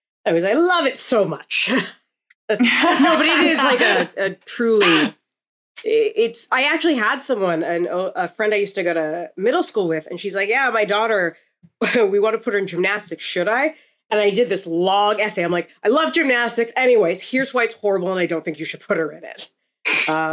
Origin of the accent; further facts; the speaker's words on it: Canada; I'm Canadian